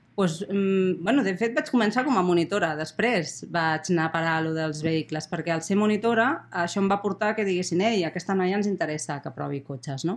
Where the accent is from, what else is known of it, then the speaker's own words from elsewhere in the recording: Barcelona, Catalonia, Spain; moved away as an adult; now in Andorra; jo crec que sóc andorrana nascuda a Barcelona